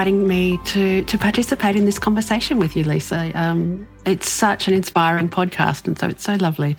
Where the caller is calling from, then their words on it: Brisbane, Queensland, Australia; I'm coming in from Brisbane in Australia